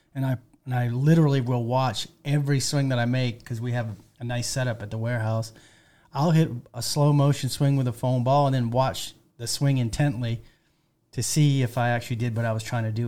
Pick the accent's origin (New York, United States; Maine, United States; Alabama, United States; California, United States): Maine, United States; moved away; I'm from Maine originally